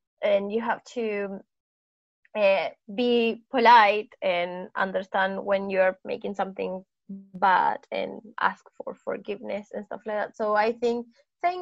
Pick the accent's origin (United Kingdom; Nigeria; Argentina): Argentina; moved away; I'm Argentinian